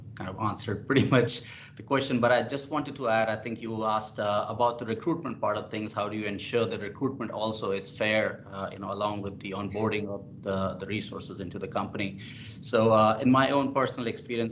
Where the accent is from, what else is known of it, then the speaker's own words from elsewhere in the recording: India; now in Australia; I come from India, so we celebrate Diwali, we have Holi